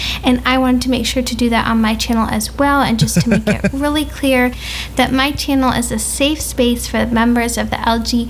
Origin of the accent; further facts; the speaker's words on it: Los Angeles, California, United States; When I was growing up